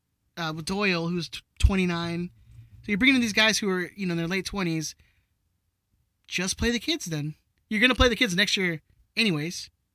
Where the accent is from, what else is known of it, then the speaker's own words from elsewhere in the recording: London, United Kingdom; I'm from London.